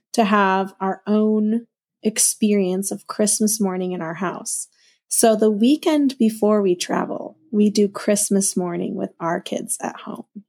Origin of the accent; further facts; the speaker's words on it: Minnesota, United States; I grew up in Minnesota, so winter is forever